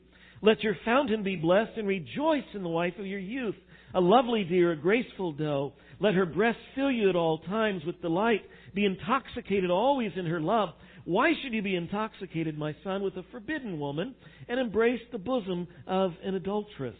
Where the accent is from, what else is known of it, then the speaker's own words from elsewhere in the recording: West Texas, United States; now in Midwest, United States; I grew up out in West Texas